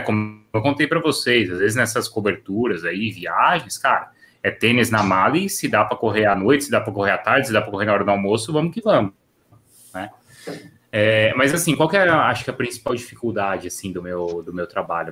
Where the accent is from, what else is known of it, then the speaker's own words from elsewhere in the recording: São Paulo, Brazil; Eu sou de São Paulo